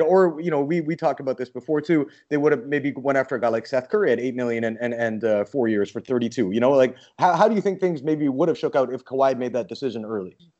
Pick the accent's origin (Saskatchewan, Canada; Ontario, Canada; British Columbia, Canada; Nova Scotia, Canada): British Columbia, Canada; Vancouver; I'm from Vancouver, and we had the Grizzlies there